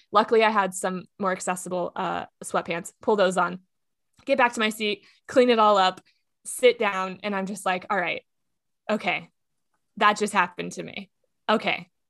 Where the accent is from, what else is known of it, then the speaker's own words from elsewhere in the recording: Texas, United States; now in Los Angeles, United States; I am from Texas